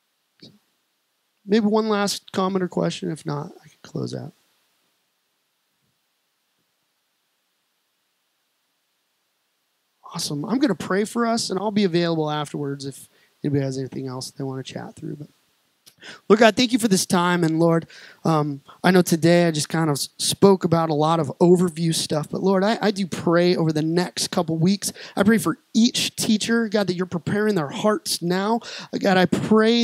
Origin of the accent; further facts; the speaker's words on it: Colorado Springs, Colorado, United States; now in Peoria, United States; I was raised in Colorado Springs